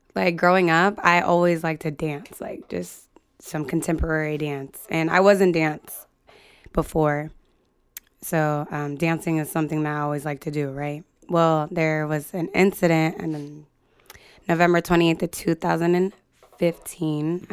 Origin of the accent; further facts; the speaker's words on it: United States; moved away as an adult; also born or lived in Libby, Montana, United States / Salem, Oregon, United States / Sacramento, California, United States; now in San Jose, United States; I grew up like half and half, Libby, Montana, and then Salem, Oregon.